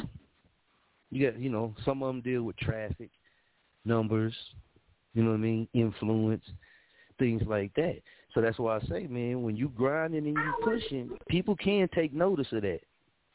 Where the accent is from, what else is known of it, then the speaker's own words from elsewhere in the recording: Muskogee, Oklahoma, United States; I'm from Muskogee, Oklahoma